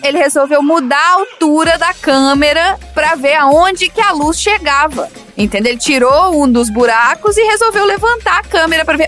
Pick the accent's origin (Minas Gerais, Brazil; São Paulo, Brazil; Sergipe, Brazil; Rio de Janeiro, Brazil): Minas Gerais, Brazil; eu sou de Minas, né? Minas a gente ah, conta causos.